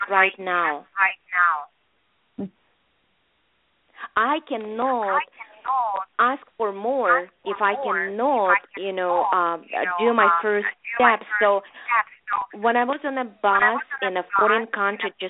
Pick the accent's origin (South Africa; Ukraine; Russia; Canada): Russia; English is a second language; moved away as an adult; also born or lived in Leningrad; now in United States; back then we had no computers in Russia.